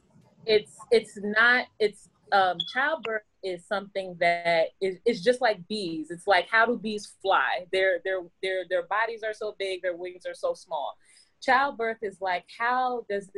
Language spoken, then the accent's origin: English; New York City, New York, United States; now in New Jersey, United States; I am from Brooklyn, New York. Now I live in Jersey